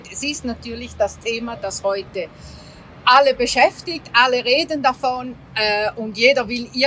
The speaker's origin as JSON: {"language": "German", "country": "Greece", "said": "im Süden, wo ich ja als Griechin herkomme"}